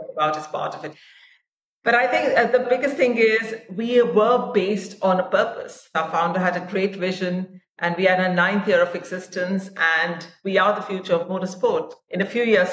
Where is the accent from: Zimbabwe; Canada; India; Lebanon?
India; moved away as an adult; also born or lived in Dubai; I am Indian. My family is Indian. I have not been living in India for 20 years now because I work for the ICC, which is headquartered in Dubai, and before that, for 10 sports. But I grew up in India. My dad was in the army